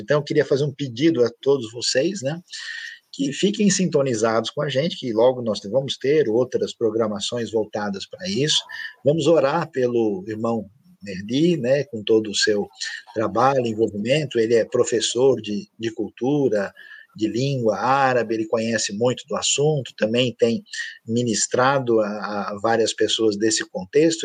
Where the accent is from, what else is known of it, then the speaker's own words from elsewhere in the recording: Brazil; eu sou do Brasil